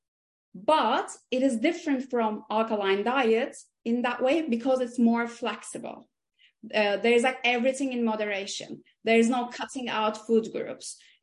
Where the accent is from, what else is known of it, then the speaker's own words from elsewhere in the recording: İzmir, Turkey; moved away as an adult; also born or lived in Istanbul, Turkey; now in London, United Kingdom; originally I was born and raised and grew up in Izmir, which is like the west coast of Turkey